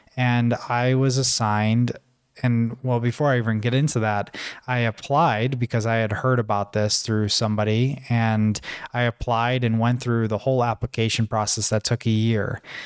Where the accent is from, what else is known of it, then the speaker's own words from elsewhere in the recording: Buffalo, New York, United States; moved away as an adult; also born or lived in Tanzania; thousands of miles away from my hometown, which was in Buffalo, New York.